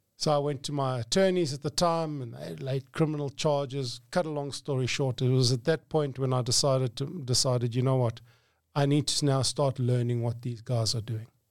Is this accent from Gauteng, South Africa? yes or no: yes; Johannesburg, Gauteng, South Africa; I grew up in Johannesburg